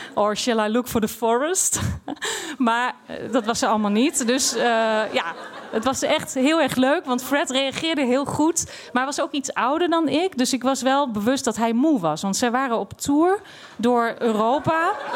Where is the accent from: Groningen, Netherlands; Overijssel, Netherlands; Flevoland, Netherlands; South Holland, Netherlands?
Overijssel, Netherlands; Twente; moved away as an adult; also born or lived in Amsterdam; Ik kom uit Twente